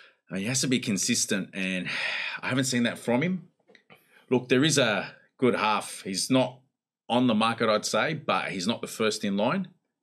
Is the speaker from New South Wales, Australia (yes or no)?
yes; Sydney, New South Wales, Australia; growing up in Sydney